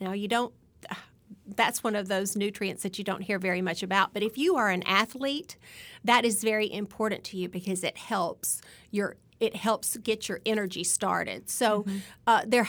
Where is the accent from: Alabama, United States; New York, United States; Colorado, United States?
Alabama, United States; I'm just one over. Yes. I'm from Alabama.